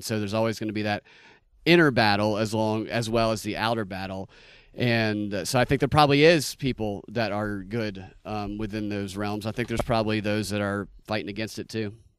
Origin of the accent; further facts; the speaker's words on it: Georgia, United States; I'm from Georgia